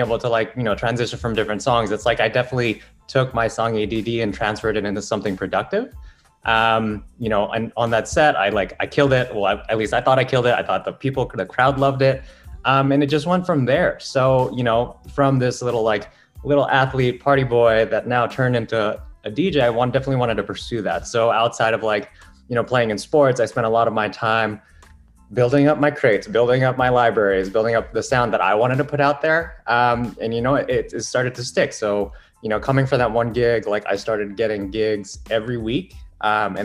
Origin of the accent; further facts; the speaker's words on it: Philippines; now in New York, United States; Originally, I'm from the Philippines.